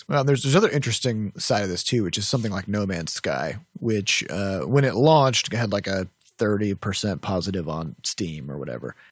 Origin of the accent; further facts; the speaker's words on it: Midwest, United States; I'm from the Midwest